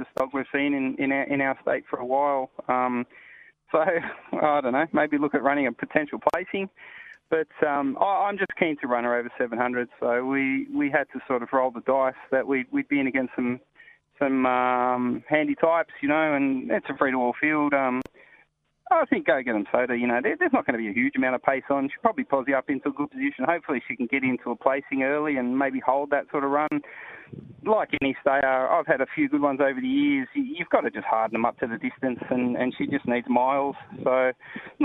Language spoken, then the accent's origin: English; Sydney, New South Wales, Australia; born or raised there; now in Perth, Australia